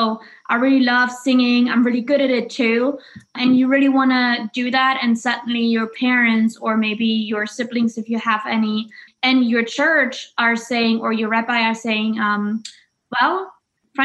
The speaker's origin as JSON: {"language": "English", "region": "East Germany", "country": "Germany", "tie": "born or raised there", "said": "I'm East German. So I was born in East Germany"}